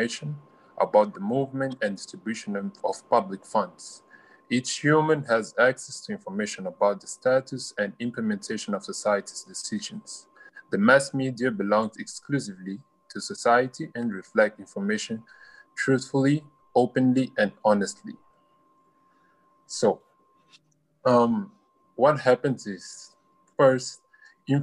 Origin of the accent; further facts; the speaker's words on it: Mozambique; from Mozambique